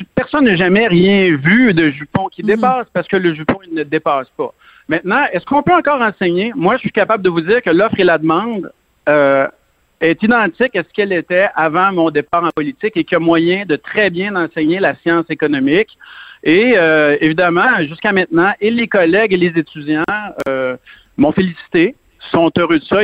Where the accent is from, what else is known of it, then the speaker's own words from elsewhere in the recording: Lebel-sur-Quévillon, Quebec, Canada; also born or lived in Saguenay-Lac-Saint-Jean / Montérégie; je viens de Saguenay-Lac-Saint-Jean. J'ai grandi dans le nord du Québec et euh, à Lebel-sur-Quivillon.